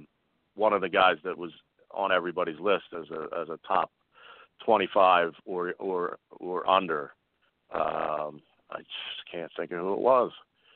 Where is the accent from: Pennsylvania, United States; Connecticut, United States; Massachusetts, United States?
Pennsylvania, United States; Philadelphia; I'm from Philly